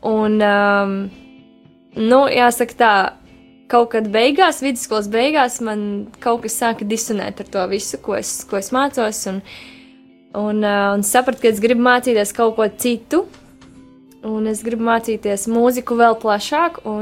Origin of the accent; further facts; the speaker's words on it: Liepāja, Latvia; now in Riga, Latvia; es arī esmu no Liepājas, un es ļoti lepojos ar to. Un, lai arī es dzīvoju Rīgā jau sesto gadu, es nevaru sev nosaukt par rīznieci